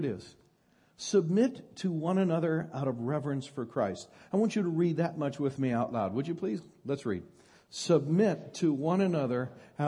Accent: Northern California, United States; I'm from Northern California

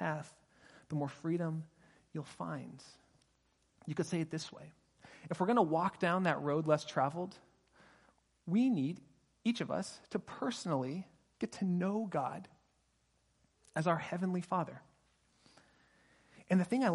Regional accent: Pasadena, California, United States; now in Sonoma County, United States; I grew up in Pasadena and now I live in Sonoma County

